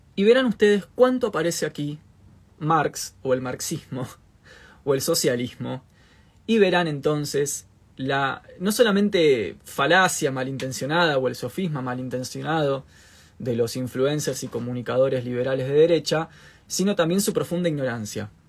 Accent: Argentina

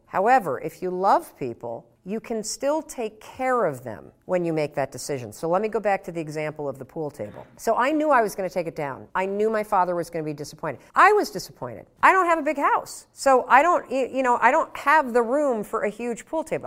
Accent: Muskegon, Michigan, United States; born or raised there; now in Boston, United States

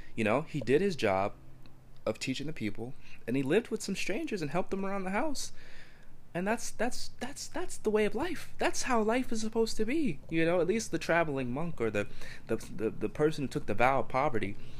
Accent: New Jersey, United States; In my hometown, there's dirt everywhere

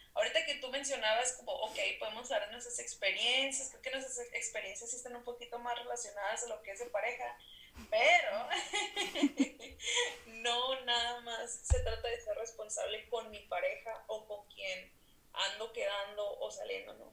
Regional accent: Mexicali, Baja California, Mexico; Soy norteña también, Mexicali, Baja California, soy psicóloga

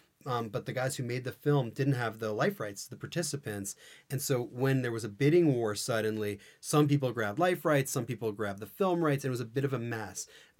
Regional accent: New York City, New York, United States; I grew up in New York City.

